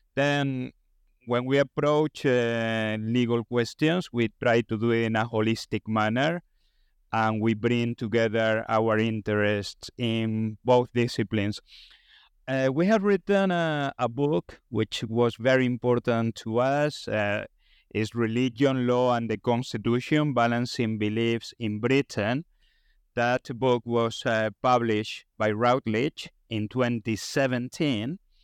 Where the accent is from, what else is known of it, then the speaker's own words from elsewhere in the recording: Spain; moved away; I come from Spain